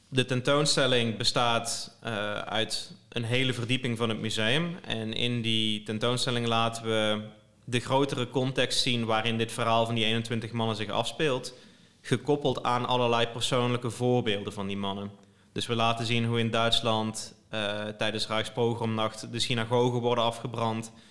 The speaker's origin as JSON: {"language": "Dutch", "region": "Limburg", "country": "Netherlands", "moved": "yes", "lives_now": "Nijmegen, Netherlands", "said": "ik kom uit Limburg oorspronkelijk, maar ik woon in Nijmegen."}